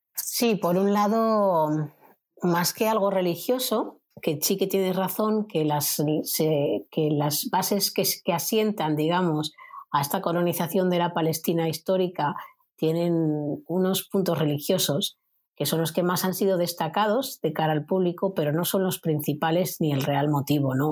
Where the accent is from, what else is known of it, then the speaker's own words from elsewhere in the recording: Spain; como española